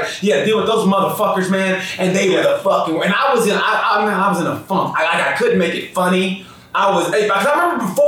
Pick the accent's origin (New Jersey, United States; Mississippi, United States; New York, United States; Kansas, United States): Kansas, United States; Wichita; That's my hometown.